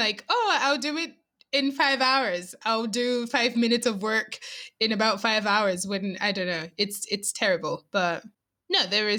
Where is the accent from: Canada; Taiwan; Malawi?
Malawi; now in Scotland; I'm Malawian.